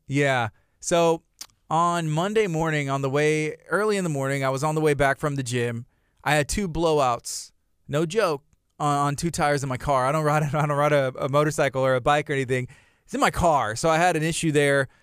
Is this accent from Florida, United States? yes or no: no; Angleton, Texas, United States; I grew up in, in Angleton